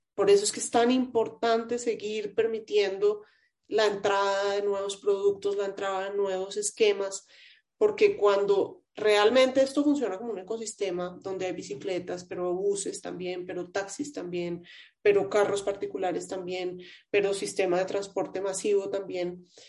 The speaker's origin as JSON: {"language": "Spanish", "country": "Colombia", "said": "como, ciudadana, como colombiana"}